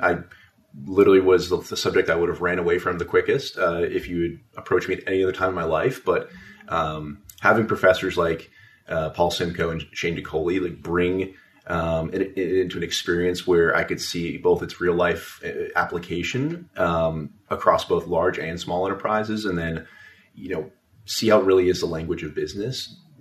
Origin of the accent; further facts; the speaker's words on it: Las Vegas, Nevada, United States; also born or lived in Nashville; now in Washington, D.C., United States; I'm originally from Las Vegas, Nevada, uh, but I do call Washington D.C. home now